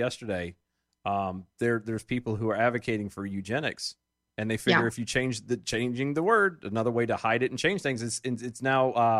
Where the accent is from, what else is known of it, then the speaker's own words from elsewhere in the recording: Texas, United States; In my home state of Texas, thanks to these trap laws that make it harder for providers to offer the full spectrum of reproductive care, more than a quarter of our family planning clinics have closed.